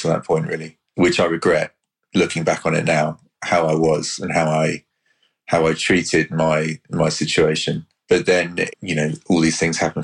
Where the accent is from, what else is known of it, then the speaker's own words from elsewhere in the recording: Hampshire, South East England, United Kingdom; I grew up in the Hampshire countryside